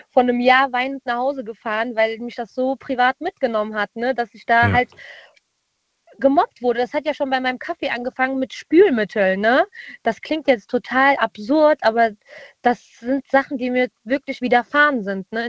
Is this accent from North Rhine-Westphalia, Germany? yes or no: yes; Cologne, North Rhine-Westphalia, Germany; Ich komme aus Köln, die coolste Stadt aus Deutschland, ne?